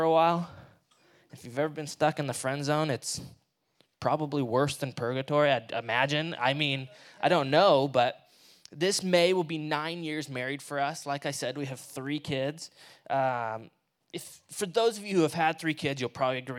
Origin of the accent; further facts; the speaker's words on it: Washington, United States; also born or lived in Martinez, California; I'm from here. I'm from Washington